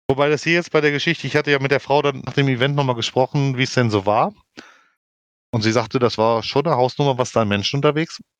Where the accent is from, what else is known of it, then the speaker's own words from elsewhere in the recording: Denmark; born there; Ja, was sie aber nicht wussten, dass ich gebürtige Dänin bin, denen habe ich auf Dänisch die Meinung gegeigt.